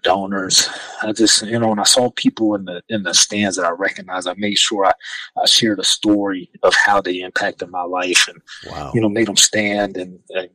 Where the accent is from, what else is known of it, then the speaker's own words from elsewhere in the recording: Radford, Virginia, United States; I'm from Radford. I know everybody in Radford.